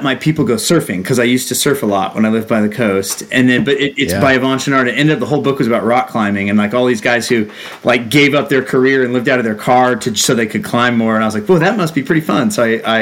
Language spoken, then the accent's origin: English; Southern California, United States; moved away as an adult; also born or lived in Los Angeles; now in Boise, United States; I grew up actually down in Southern California and bounced around there a bit